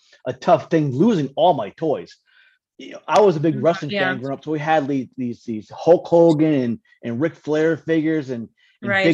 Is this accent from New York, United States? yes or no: yes; Rosendale, New York, United States; also born or lived in Highland, New York; I grew up in a small town called Rosendale, New York, in Highland, New York. That's upstate New York